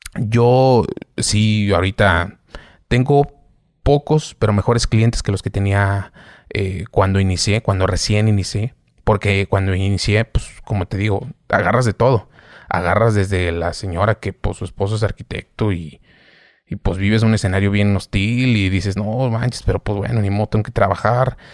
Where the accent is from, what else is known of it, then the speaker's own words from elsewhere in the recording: Saltillo, Coahuila, Mexico; yo soy de Saltillo